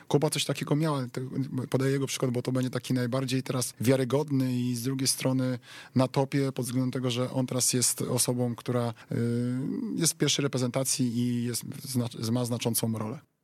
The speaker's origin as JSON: {"language": "Polish", "town": "Wrocław", "region": "Lower Silesian Voivodeship", "country": "Poland", "said": "jestem wrocławianinem"}